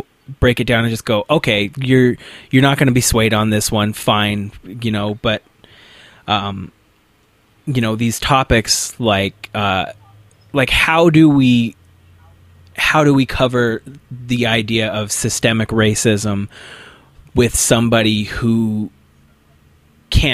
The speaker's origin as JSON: {"language": "English", "area": "Nampa-Boise area", "region": "Idaho", "country": "United States", "tie": "born or raised there", "said": "I grew up in the Nampa Boise area here in Idaho"}